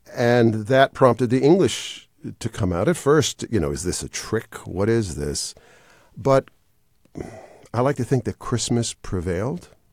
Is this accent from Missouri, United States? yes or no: no; Wisconsin, United States; moved away as an adult; now in Atlanta, United States; I was raised in Wisconsin